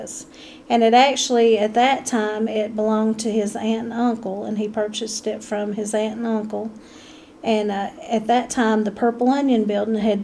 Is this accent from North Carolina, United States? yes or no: yes; Saluda, North Carolina, United States; I'm born and raised in Saluda